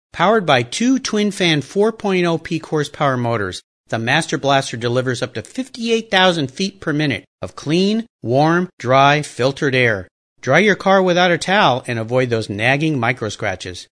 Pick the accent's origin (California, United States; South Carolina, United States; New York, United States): California, United States; Southern; I loved skateboarding as a kid growing up in Southern California